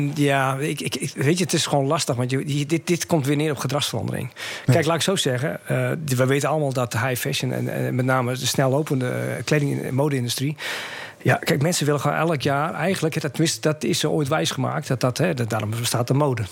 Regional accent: Groningen, Netherlands; also born or lived in Friesland; ik kom uit Groningen

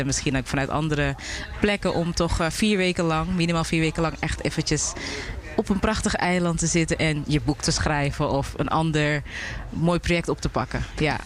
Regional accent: Amsterdam, North Holland, Netherlands; now in Curaçao; Ik ben wel geboren in Amsterdam, maar ouders komen uit Suriname.

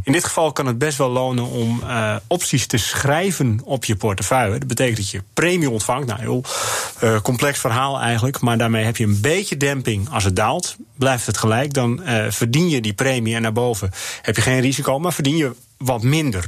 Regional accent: Netherlands

